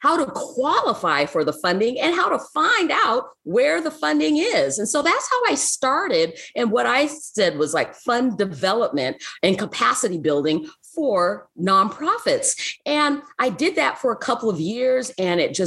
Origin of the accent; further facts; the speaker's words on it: Seattle, Washington, United States; also born or lived in Africa; I'm from Seattle